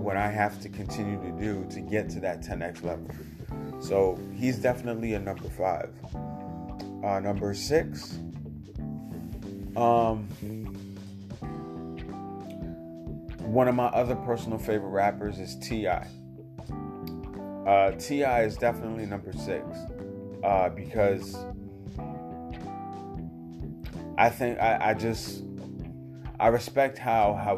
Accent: New York City, New York, United States; just like I'm from Brooklyn.

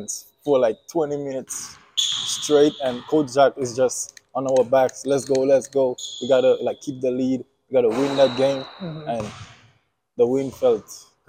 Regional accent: Dominica; moved away as an adult; now in United States; I'm from the island of Dominica in the Caribbean

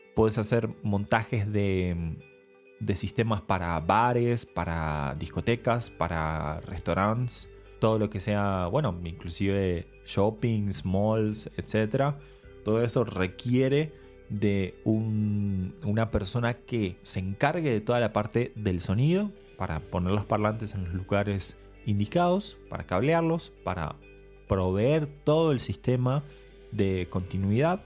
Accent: Argentina; moved away; vengo de Argentina

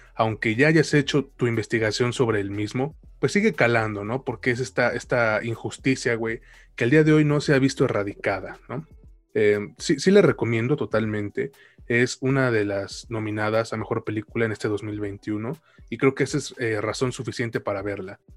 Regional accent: Mexico; yo soy mexicano

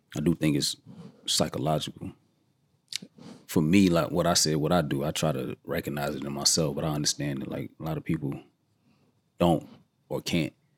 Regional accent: Georgia, United States; I grew up in Georgia

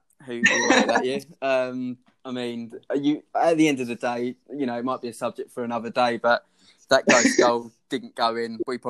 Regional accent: Southend-on-Sea, East of England, United Kingdom; I'm 22 from Southend, Essex as well.

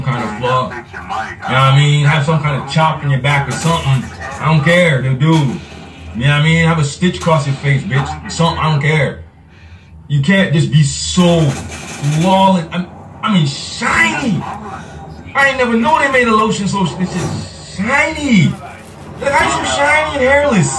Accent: Jamaica; now in United States; I'm Jamaican

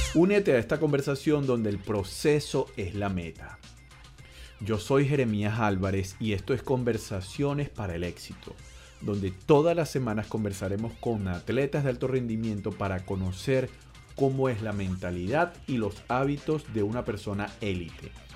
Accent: a village in Almería, Andalusia, Spain; also born or lived in Seville; Yo nací en un pueblo de Almería, la zona sur de Andalucía

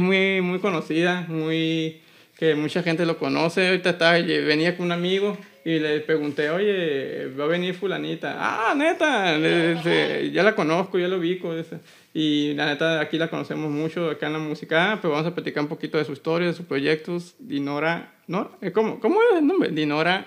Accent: Hermosillo, Sonora, Mexico; mi tierra, que es Hermosillo Sonora

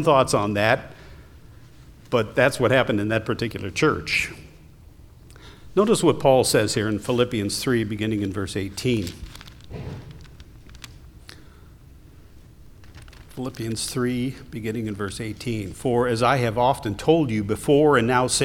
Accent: Ohio, United States; moved away; I'm originally from Ohio

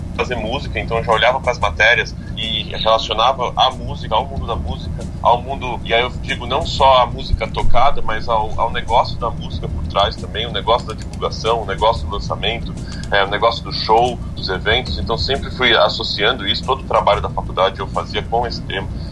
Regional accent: São Paulo, Brazil; sou paulistano moro na cidade de São Paulo, nasci aqui na cidade de São Paulo.

